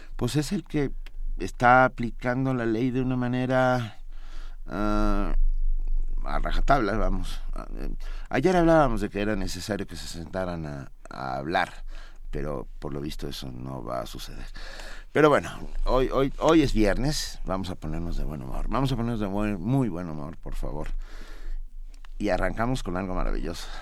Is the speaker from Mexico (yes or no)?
yes; Mexico City, Mexico; nos determina de muchas maneras como chilangos